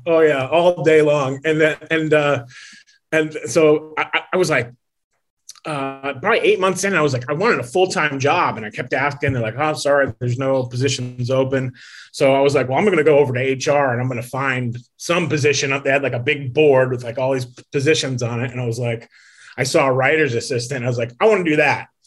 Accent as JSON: {"language": "English", "town": "Las Vegas", "region": "Nevada", "country": "United States", "tie": "born or raised there", "also_born_or_lived": "Connecticut", "said": "But then I moved to Las Vegas as a kid"}